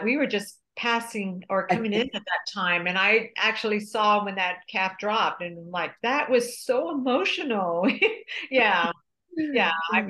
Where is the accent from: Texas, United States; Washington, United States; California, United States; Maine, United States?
Texas, United States; San Antonio; I am born and raised in San Antonio, Texas.